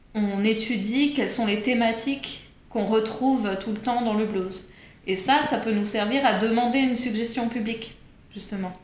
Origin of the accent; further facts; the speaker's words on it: Geneva, Switzerland; moved away as an adult; also born or lived in New York; now in Paris, France; je suis née à Genève. Mhm. J'ai fait euh, la fac à Genève